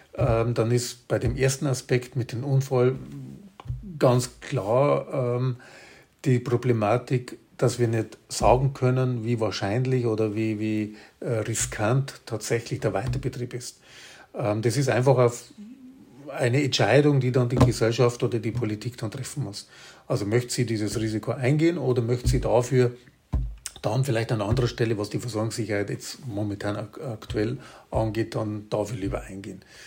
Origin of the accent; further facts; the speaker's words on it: Bavaria, Germany; bei uns in Bayern